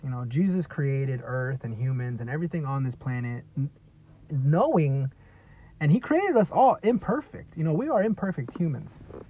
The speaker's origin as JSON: {"language": "English", "region": "California", "country": "United States", "said": "I'm from California. I live in California."}